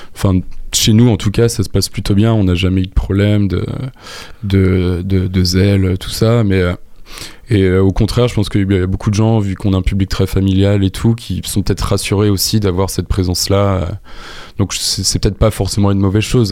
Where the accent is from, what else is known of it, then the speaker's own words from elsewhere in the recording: Le Mans, Pays de la Loire, France; also born or lived in Angers; je viens du Mans